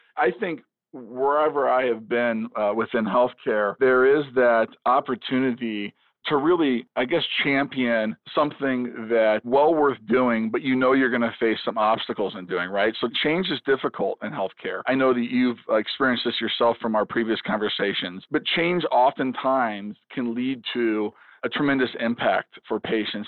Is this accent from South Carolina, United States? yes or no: no; Chicago, Illinois, United States; now in Kansas City, United States; I grew up in the Chicago area